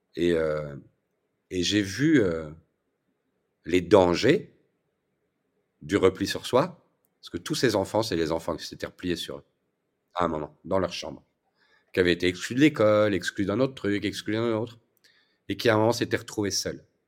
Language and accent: French; Belgium; je suis belge